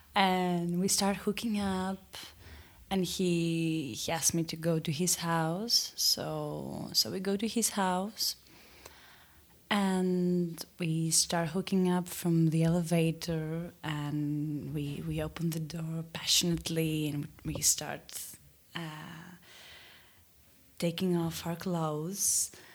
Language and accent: English; Athens, Attica, Greece; I'm from Athens